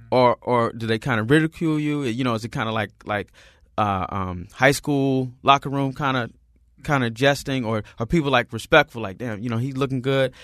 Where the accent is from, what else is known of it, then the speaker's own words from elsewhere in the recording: Oklahoma, United States; I'm from Oklahoma. I'm from the country.